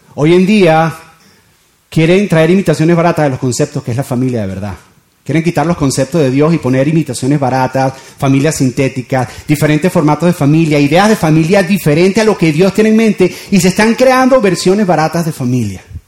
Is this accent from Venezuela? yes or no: yes; Venezuela; moved away as an adult; now in Doral, United States; yo me crié en Venezuela y mis hijos se están criando acá